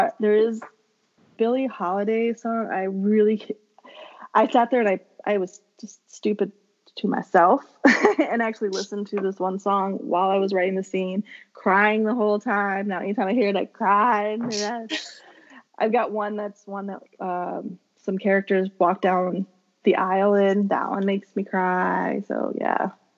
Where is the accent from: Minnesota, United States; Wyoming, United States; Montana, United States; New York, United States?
Minnesota, United States; I'm from Minnesota